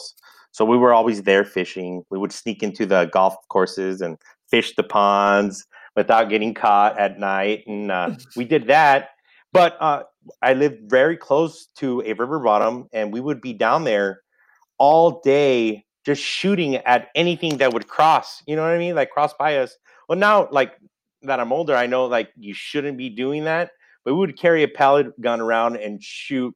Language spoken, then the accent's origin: English; Santa Paula, California, United States; also born or lived in Los Angeles, California / Ventura, California; I grew up in Santa Paula, California. I was there since I moved from LA to Santa Paula when I turned 8, and then was there until I was 18